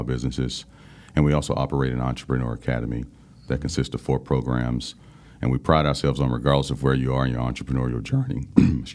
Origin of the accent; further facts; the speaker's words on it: Burgaw, North Carolina, United States; moved away as an adult; also born or lived in Greenville, North Carolina / Bay Area, California / Santa Clara, California; I was born and raised in Burgard, North Carolina, proud resident of Pender County, Pender High School